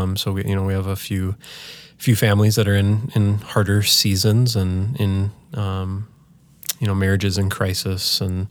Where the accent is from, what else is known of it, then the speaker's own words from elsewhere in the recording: Holdingford, Minnesota, United States; My parents are still in the house that I grew up in Holdingford, Minnesota, just north of St. Cloud.